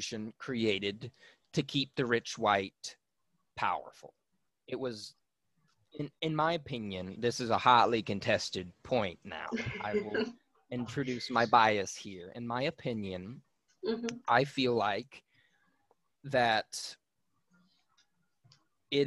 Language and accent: English; St. Louis, Missouri, United States; I was born and raised in St. Louis.